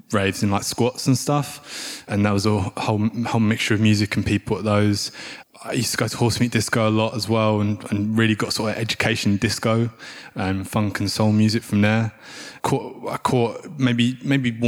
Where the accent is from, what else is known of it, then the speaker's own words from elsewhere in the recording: United Kingdom; moved away as an adult; also born or lived in South London; I grew up outside of London and I moved to South London.